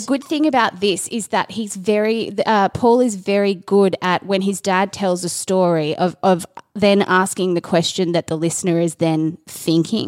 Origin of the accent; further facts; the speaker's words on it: Australia; being an Australian